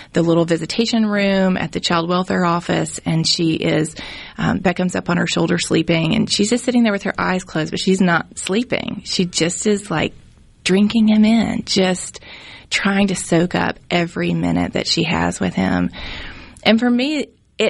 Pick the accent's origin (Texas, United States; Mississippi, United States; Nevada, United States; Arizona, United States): Mississippi, United States; Jackson; I grew up in West Jackson and had a great experience